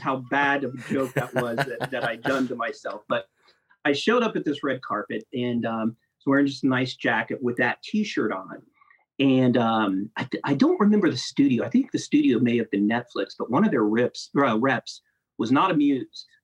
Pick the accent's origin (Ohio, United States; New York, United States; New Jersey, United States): Ohio, United States; Grove City; moved away as an adult; also born or lived in Columbus, Ohio; now in Atlanta, United States; I'm from Columbus, from Grove City, uh, born and bred